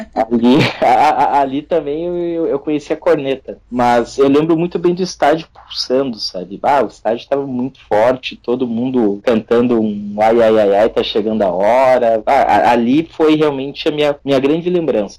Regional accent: São Leopoldo, Rio Grande do Sul, Brazil; sou de São Leopoldo, aqui no Rio Grande do Sul

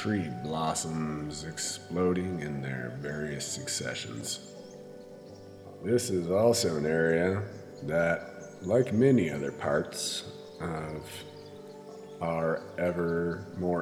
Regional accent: Idaho, United States; I've lived in Idaho for about, well, just about my whole life

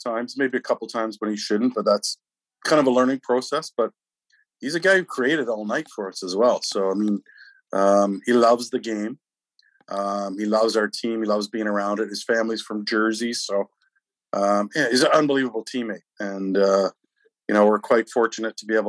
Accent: Peterborough, Ontario, Canada; growing up in Peterborough

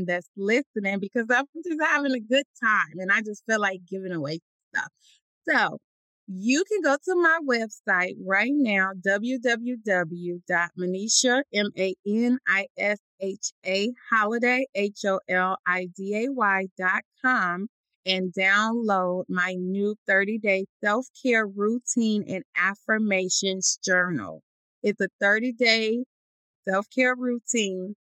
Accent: Chicago, Illinois, United States; now in Atlanta, United States; a young child growing up in Chicago

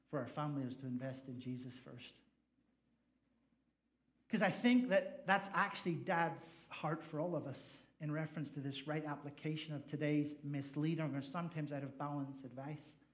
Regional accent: Ireland; now in United States; I'm an Irish guy, in case you didn't figure that out. And we don't really have a lot of 4x4s in Ireland because um, the roads are really small and gas is really expensive.

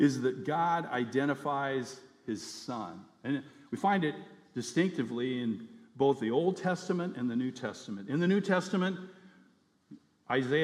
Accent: United States; now in Fairbanks, United States; my identity as an American citizen

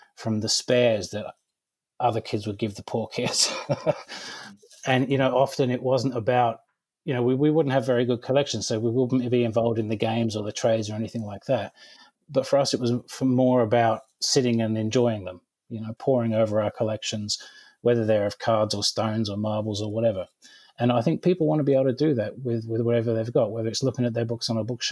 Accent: Cornwall, South West England, United Kingdom; I grew up in Cornwall in the UK

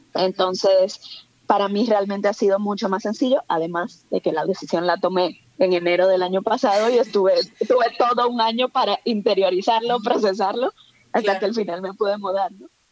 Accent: Santo Domingo, Distrito Nacional, Dominican Republic; moved away as an adult; also born or lived in Mexico; now in Spain; yo nací, crecí en Santo Domingo

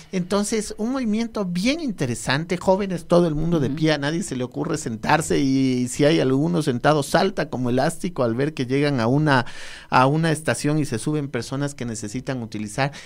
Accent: Quito, Pichincha, Ecuador; somos los mismos quiteños

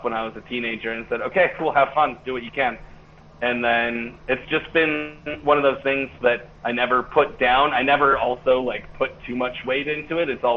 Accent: Hurricane, Utah, United States; also born or lived in Cedar City, Utah; now in Salt Lake City, United States; I grew up in Hurricane.

